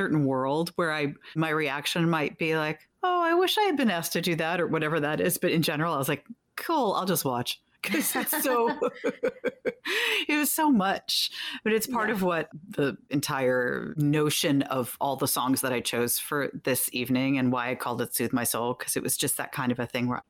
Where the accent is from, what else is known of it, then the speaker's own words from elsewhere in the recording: New York City, New York, United States; my real hometown. I've lived here my whole life